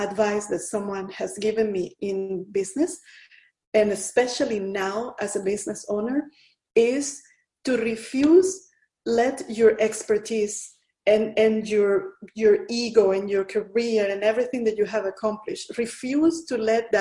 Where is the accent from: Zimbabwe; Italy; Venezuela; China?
Venezuela; moved away as an adult; also born or lived in Asia; I'm originally from Venezuela, from Latin America.